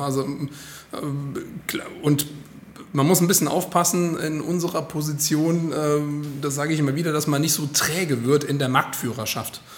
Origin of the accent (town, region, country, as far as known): Frankfurt am Main, Hesse, Germany; born or raised there; moved away as an adult; now in Hildesheim, Germany